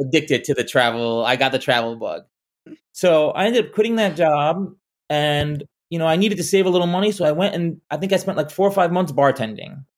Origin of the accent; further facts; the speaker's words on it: Orlando, Florida, United States; moved away; also born or lived in Arizona; I grew up in Orlando